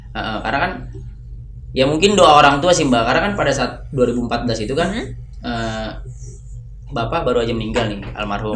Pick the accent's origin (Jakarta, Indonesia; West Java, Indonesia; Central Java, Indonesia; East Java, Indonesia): Jakarta, Indonesia; also born or lived in Mataram, Lombok / Dalian, China; saya pula pulang ke Jakarta